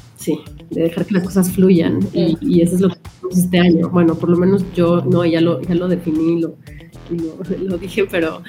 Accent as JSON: {"language": "Spanish", "country": "Mexico", "said": "como mexicanos"}